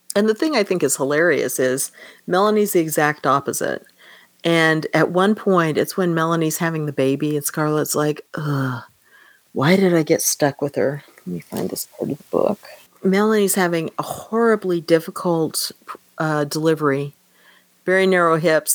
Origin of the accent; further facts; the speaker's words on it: Kansas, United States; moved away as an adult; I grew up in Kansas